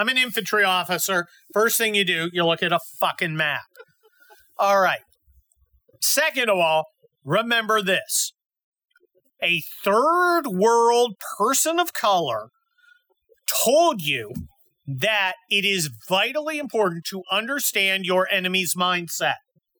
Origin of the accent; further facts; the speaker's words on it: United States; I'm an American.